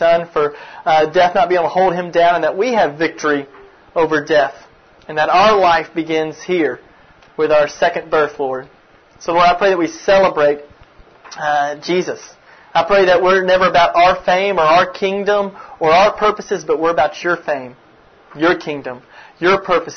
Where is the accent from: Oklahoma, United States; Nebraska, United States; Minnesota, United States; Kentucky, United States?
Kentucky, United States; now in Memphis, United States; I'm actually from Kentucky originally, if anybody's from Kentucky, but I'm living in Memphis, Tennessee for the past 12 years